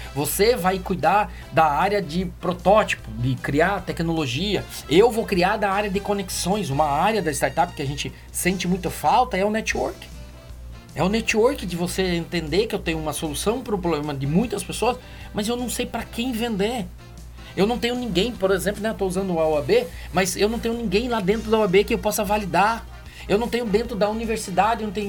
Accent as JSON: {"language": "Portuguese", "town": "Curitiba", "region": "Paraná", "country": "Brazil", "moved": "yes", "lives_now": "Fortaleza, Brazil", "said": "Eu sou de Curitiba"}